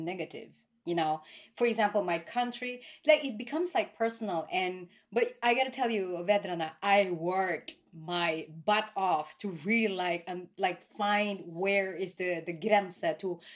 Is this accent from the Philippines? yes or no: yes; Philippines; now in Norway; I am from the Philippines